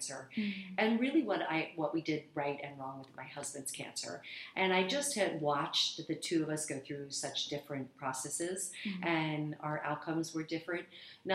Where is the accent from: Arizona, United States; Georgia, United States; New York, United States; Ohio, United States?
Arizona, United States; now in Los Angeles, United States; I come from Arizona originally